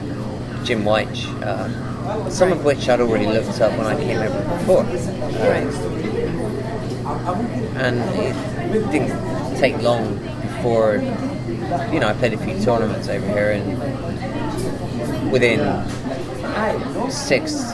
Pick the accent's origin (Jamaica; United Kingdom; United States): United Kingdom; Bristol, South West England; moved away as an adult; now in Toronto, Canada; In England, in Bristol, my hometown